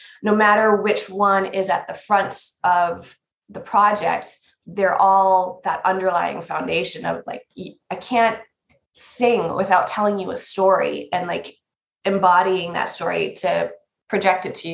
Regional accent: North Dakota, United States; moved away; also born or lived in New York City; I'm from North Dakota

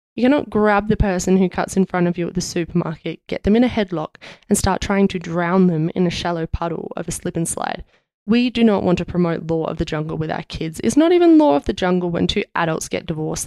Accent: Australia; being Australian

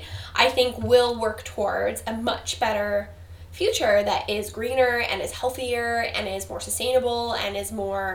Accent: Canada

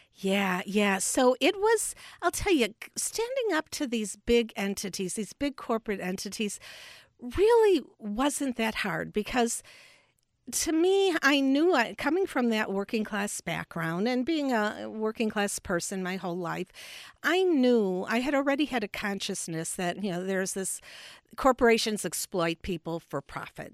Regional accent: Chicago, Illinois, United States; also born or lived in Park Ridge, Illinois / Champaign-Urbana, Illinois; I was born in Chicago, and uh, to a family, uh, with a union

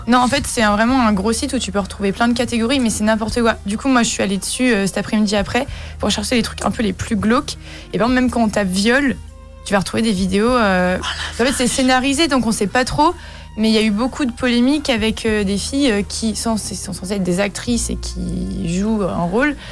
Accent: Brittany, France; on est breton

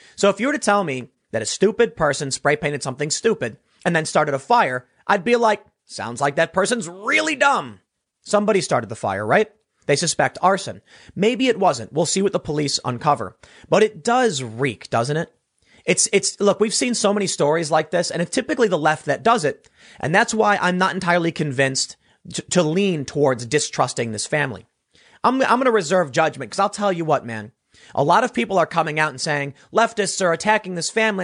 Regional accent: Chicago, Illinois, United States; I'm from Chicago

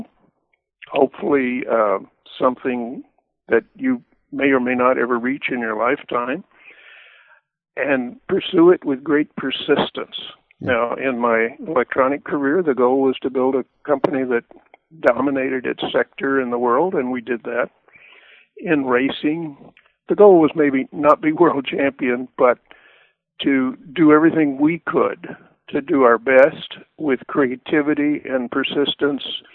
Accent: Weatherford, Texas, United States; our farm ranch property back in Weatherford, Texas. So I was enamored with trains growing up

